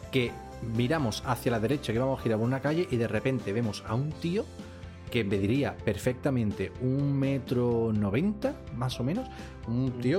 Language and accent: Spanish; Seville, Andalusia, Spain; Como ya vosotros sabéis, yo soy sevillano, y aquí en Sevilla, pues hay una semana al año que se hace una feria